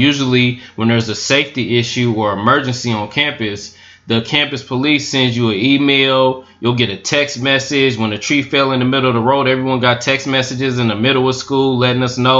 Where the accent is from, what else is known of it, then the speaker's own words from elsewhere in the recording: the South, United States; I'm from the South. This type of shit be going on all the time.